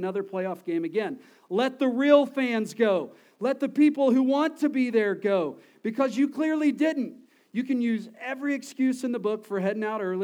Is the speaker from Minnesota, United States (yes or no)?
no; Texas, United States; We're from Texas